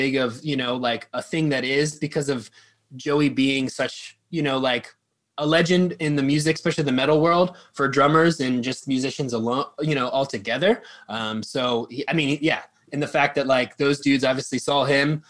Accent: Quakertown, Pennsylvania, United States; also born or lived in Philadelphia, United States; I grew up in Quakertown

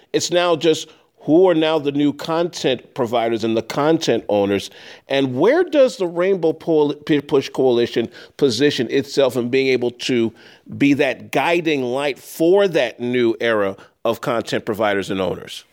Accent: Chicago, Illinois, United States; as a youngster growing up here in Chicago

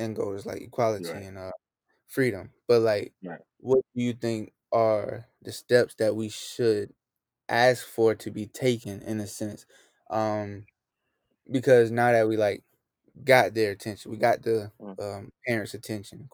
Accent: United States; we are in America and because we were born and raised here

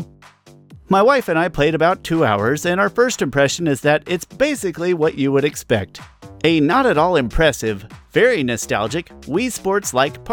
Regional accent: United States; I'm an American

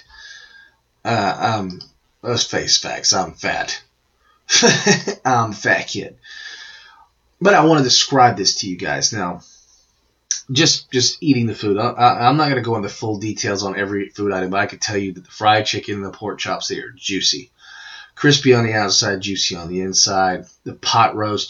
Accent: Georgia, United States; I'm from Georgia

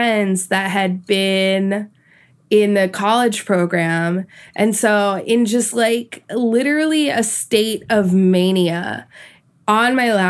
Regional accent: New Jersey, United States; I'm from New Jersey, but my dad is from Peru and my mom's from Argentina.

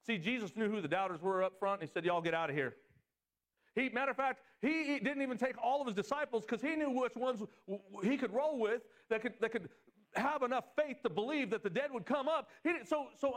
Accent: Southern California, United States; moved away as an adult; I'm from Southern California

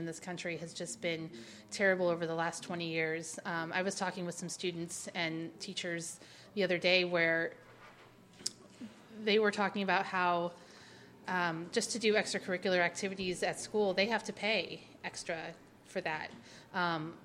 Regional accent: Bond County, southern Illinois, United States; So I grew up in rural / sort of suburban Illinois, southern Illinois. I grew up in Bond County, Illinois.

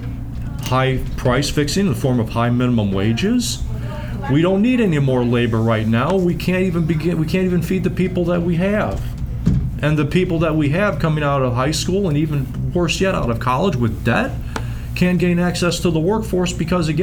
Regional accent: United States; being an American, right, which we are

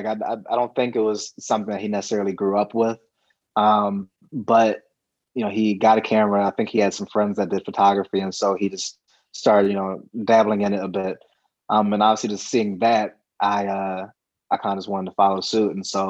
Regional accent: East Coast, United States; You know, I remember, you know, growing up on the East Coast, seeing the Celtics play a couple times when it came to Philly

